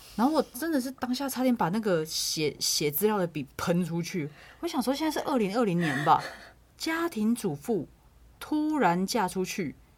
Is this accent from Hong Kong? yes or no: no; southern Taiwan, Taiwan; moved away as an adult; now in Taipei, Taiwan; 我在台北工作，那基本上我非常非常少会南部